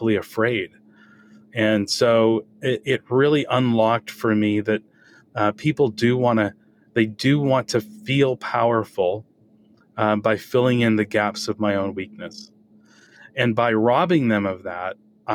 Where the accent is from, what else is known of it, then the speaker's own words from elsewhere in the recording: New England, United States; growing up in New England with the parents I had